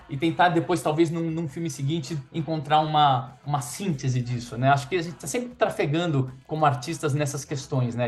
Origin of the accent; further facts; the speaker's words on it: Brazil; eu sou brasileiro